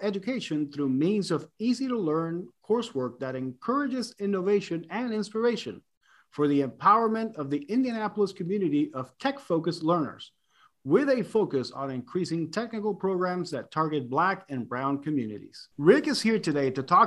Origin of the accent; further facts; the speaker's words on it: Puerto Rico; moved away; growing up in Puerto Rico